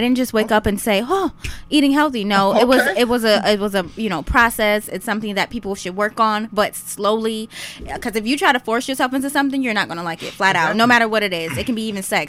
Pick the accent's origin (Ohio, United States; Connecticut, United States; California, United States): Ohio, United States; Cleveland; I am from Cleveland, Ohio. I go attend Tri-C because I'm going to school for nutrition.